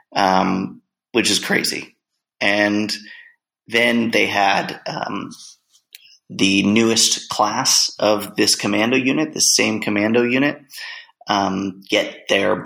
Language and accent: English; Los Angeles, California, United States; I'm from Los Angeles